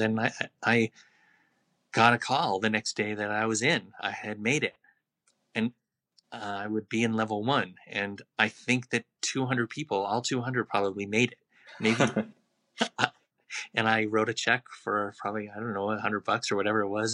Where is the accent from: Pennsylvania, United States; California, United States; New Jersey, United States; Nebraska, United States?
California, United States; Los Angeles; moved away as an adult; now in Albuquerque, United States; I grew up in a really Jewish neighborhood.